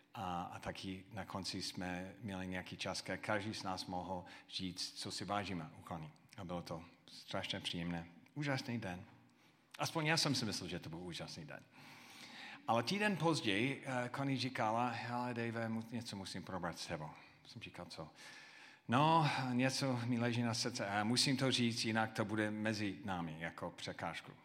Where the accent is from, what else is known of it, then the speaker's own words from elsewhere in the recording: United States; Czech is a second language; now in Czech Republic; jako Američan